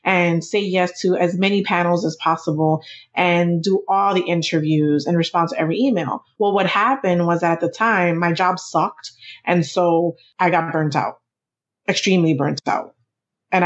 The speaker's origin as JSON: {"language": "English", "town": "New York City", "region": "New York", "country": "United States", "said": "We're both from New York City. Our family, we're both first generation. Our families are from the Dominican Republic"}